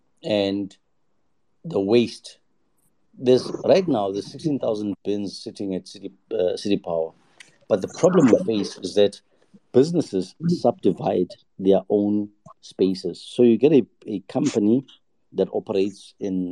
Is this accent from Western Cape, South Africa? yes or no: no; Johannesburg, Gauteng, South Africa; I grew up in Joburg. So I was born in Soweto.